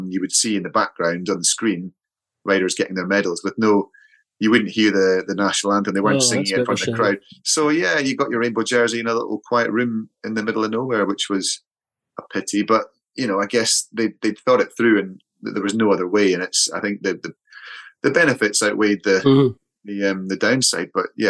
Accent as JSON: {"language": "English", "town": "Edinburgh", "region": "Scotland", "country": "United Kingdom", "moved": "yes", "said": "I went back to Edinburgh to see my folks."}